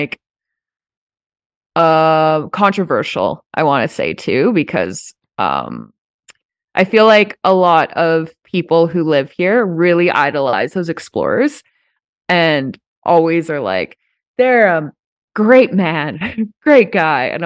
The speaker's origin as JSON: {"language": "English", "town": "Banff", "region": "Alberta", "country": "Canada", "tie": "born or raised there", "also_born_or_lived": "Vancouver", "said": "I still live in my hometown"}